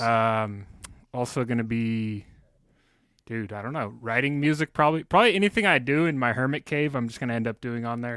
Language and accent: English; San Jose, California, United States; I grew up in San Jose in California